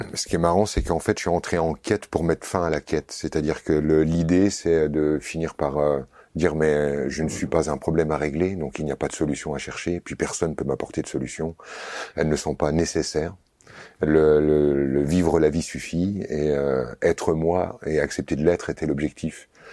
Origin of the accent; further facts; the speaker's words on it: Vosges, Grand Est, France; j'ai grandi dans les Vosges